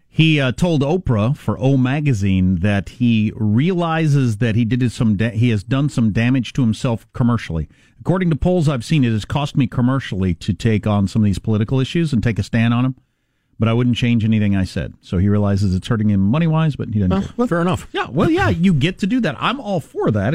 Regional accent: Kansas, United States; That's my home state.

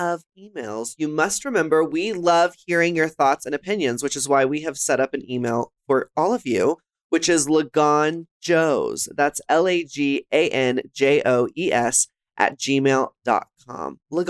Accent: Texas, United States; She's from Florida, I'm from Texas

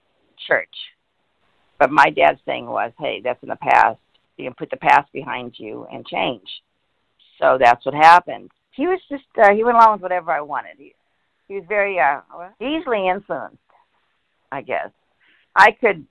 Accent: El Monte, California, United States; I was born and raised in El Monte, California

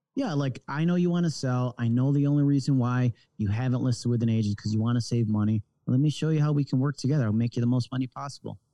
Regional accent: Rochester, New York, United States; moved away as an adult; I was originally from Rochester, New York, upstate New York, between Buffalo and Syracuse

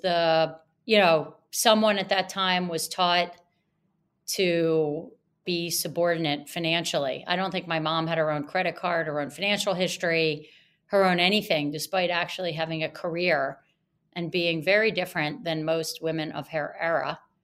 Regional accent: Atlantic City, New Jersey, United States; I grew up in Atlantic City, New Jersey

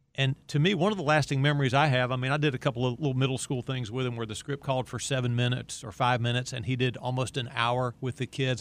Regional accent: Chapel Hill, North Carolina, United States; my hometown of Chapel Hill

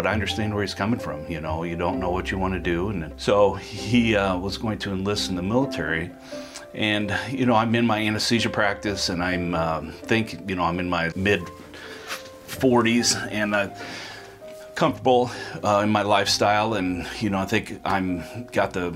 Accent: Council Bluffs, Iowa, United States; I was born in Council Bluffs, Iowa, raised good Midwestern values

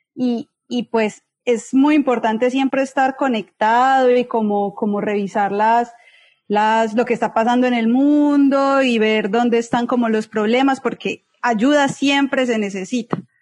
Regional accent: Medellín, Antioquia, Colombia; moved away as an adult; now in Sierra Leone; yo nací en Medellín

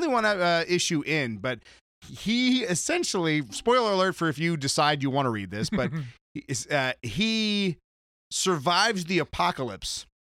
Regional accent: San Diego, California, United States; Well, I grew up in San Diego.

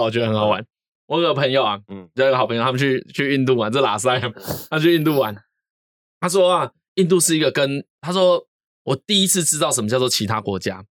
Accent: Taitung, Taitung County, Taiwan; 哎，大家好，

